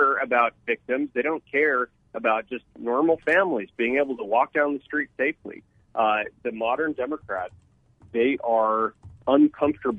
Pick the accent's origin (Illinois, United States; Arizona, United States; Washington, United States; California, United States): Arizona, United States; Tucson; my hometown of Tucson